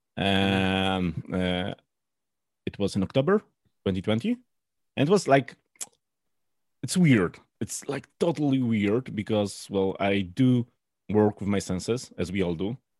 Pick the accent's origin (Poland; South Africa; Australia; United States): Poland; I'm from Poland